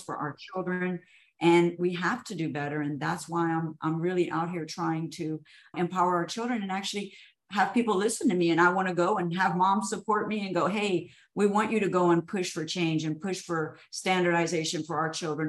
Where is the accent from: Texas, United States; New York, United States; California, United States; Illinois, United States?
Texas, United States; Houston; I was born and raised in Houston